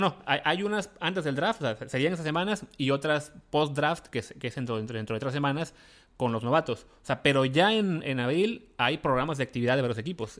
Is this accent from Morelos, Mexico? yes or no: no; Veracruz, Mexico; nací en Veracruz